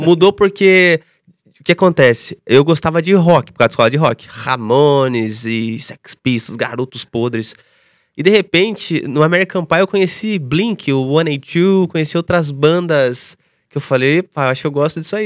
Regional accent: Tatuí, São Paulo, Brazil; moved away; eu vim de Tatuí, interior de São Paulo

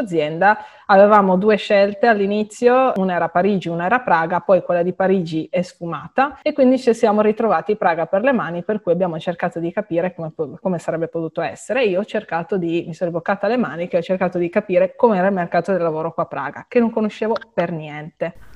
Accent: Italy; moved away as an adult; now in Prague, Czech Republic; io anche mio compagno siamo italiani, siamo legati all'Italia

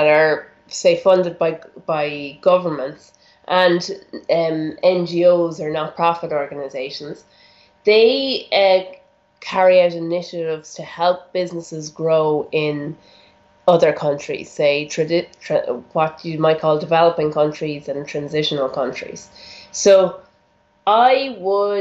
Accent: Ireland; moved away as an adult; also born or lived in Germany / Rwanda; I'm Irish, born in Ireland, and I lived there for the first 20 years of my life.

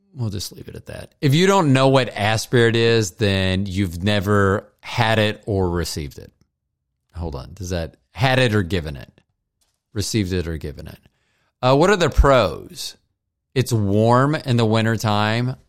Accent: Florida, United States; growing up in Florida

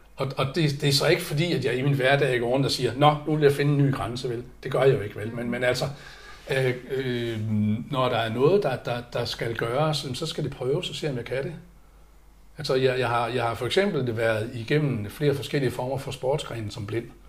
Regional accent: Aalborg, North Denmark Region, Denmark; moved away; jeg er opvokset i Aalborg

